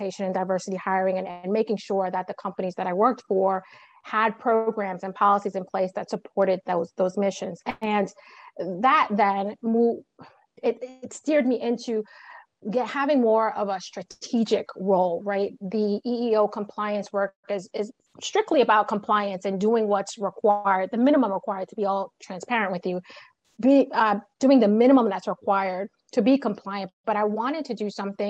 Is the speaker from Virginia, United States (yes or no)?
no; New York City, New York, United States; I was born and raised in Brooklyn, New York